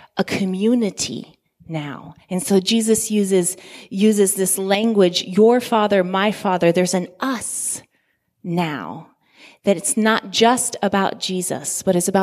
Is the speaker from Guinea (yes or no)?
yes; Guinea; I grew up in Guinea, West Africa, in a predominantly Muslim community